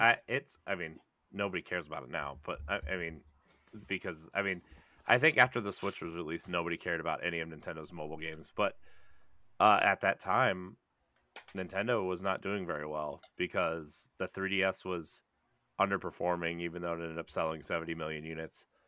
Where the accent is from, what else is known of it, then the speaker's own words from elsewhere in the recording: rural Ohio, United States; I'm a pale white person from rural Ohio